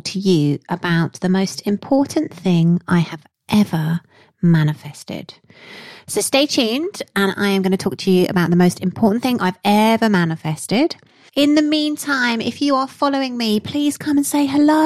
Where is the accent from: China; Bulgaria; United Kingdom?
United Kingdom; Yorkshire and the Humber; accent: Yorkshire; going to Broughton Hall, my Yorkshire accent, which is up in Yorkshire